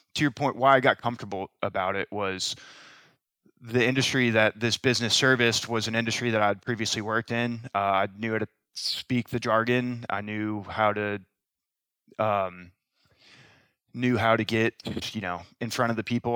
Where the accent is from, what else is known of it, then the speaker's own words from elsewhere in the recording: Tampa, Florida, United States; both born and raised in Tampa, both went to the University of Florida